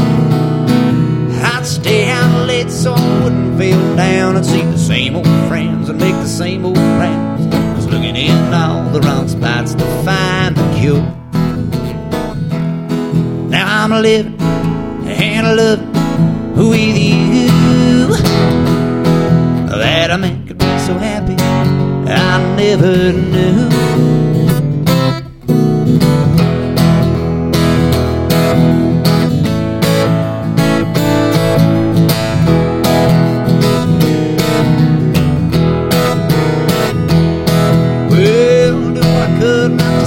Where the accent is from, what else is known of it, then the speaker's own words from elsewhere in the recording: Amarillo, Texas, United States; I was born in Amarillo, Texas